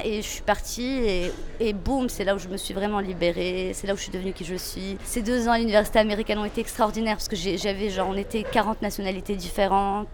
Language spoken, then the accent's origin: French; Meknes, Fès-Meknès, Morocco; moved away as an adult; also born or lived in Paris, France; now in Casablanca, Morocco; Je viens de Meknes, mais je viens d'une famille très privilégiée à Meknes. Euh, donc, j'ai grandi de manière très protégée